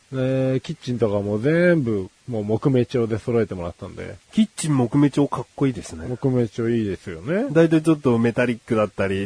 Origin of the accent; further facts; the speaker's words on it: Kanagawa, Japan; born or raised there